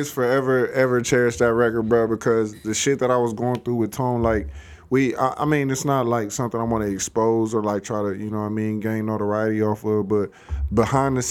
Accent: West Side of the 209, California, United States; I'm from the West

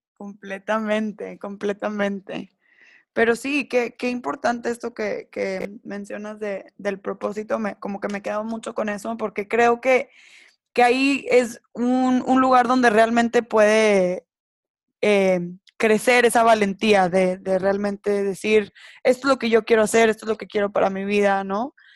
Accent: Mexico; dentro de la sociedad en la que crecimos, las dos somos mexicanas

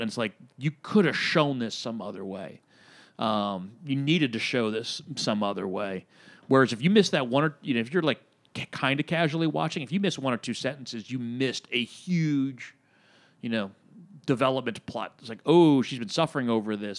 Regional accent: Reading, Pennsylvania, United States; moved away as an adult; my hometown of Reading, Pennsylvania

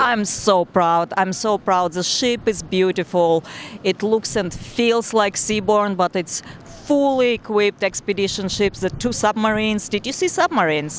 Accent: Tashkent, Uzbekistan; moved away; I was born and raised in Tashkent, Uzbekistan, in a very small neighborhood

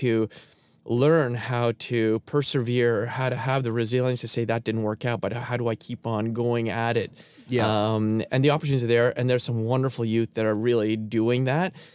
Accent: Canada; I'm a Canadian

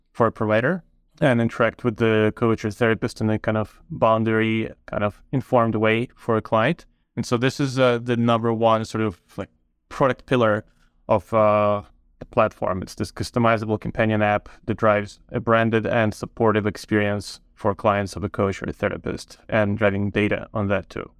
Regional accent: Ukraine; moved away as an adult; also born or lived in Toronto, Canada; now in Canada; I grew up in Ukraine, but moved to Canada about twenty years ago to Toronto to study mathematical

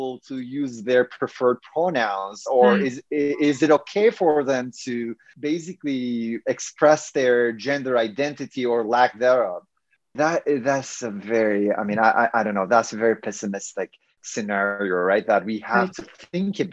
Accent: Turkey; moved away as an adult; also born or lived in Urbana-Champaign, Illinois, United States; now in United States; I'm originally from Turkey, and I kind of migrated to the US

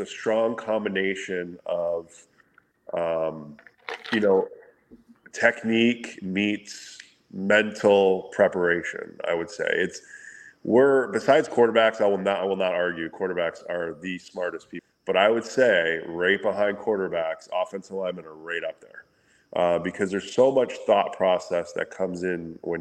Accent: Windsor, Ontario, Canada; back where I grew up in Windsor

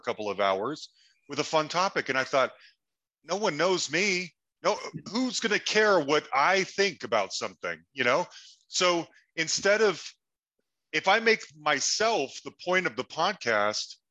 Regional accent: Salt Lake City, Utah, United States; moved away as an adult; also born or lived in Cambridge, England; now in Denver, United States; I grew up in Salt Lake City for the most part

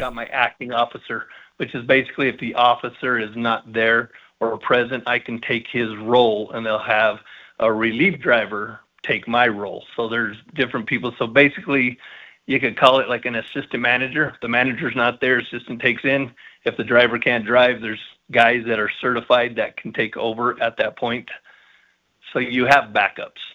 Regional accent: Colorado Springs, Colorado, United States; I was born and raised here, and I was lucky enough to serve the community here.

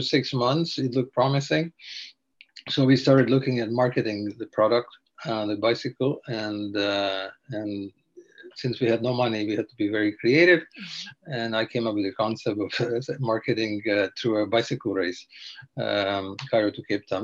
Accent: eastern Slovakia, Slovakia; now in Canada; I grew up in Eastern Slovakia in a small village

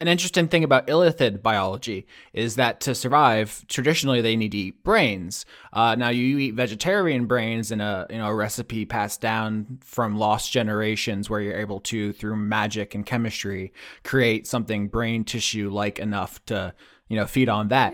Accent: Florida, United States; moved away as an adult; now in Pennsylvania, United States; I had moved there from Florida, where I lived my entire thirty years so far

